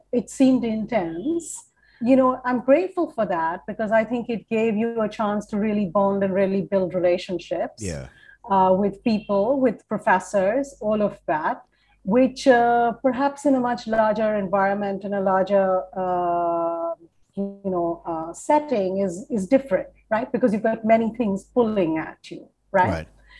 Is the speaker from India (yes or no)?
yes; India; now in United States; Yes, I am from India. My first foot into the U.S. was Vermont.